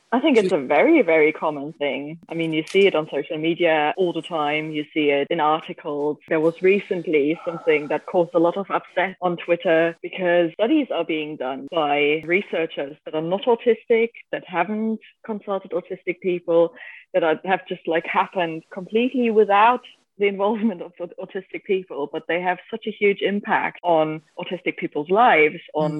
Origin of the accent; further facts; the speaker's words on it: Germany; I'm from Germany